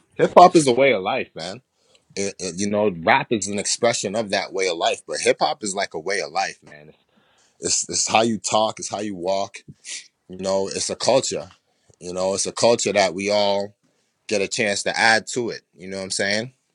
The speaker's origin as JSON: {"language": "English", "town": "Boston", "region": "Massachusetts", "country": "United States", "tie": "born or raised there", "also_born_or_lived": "New York / Jamaica", "said": "I grew up in Boston, but I've traveled a lot of places"}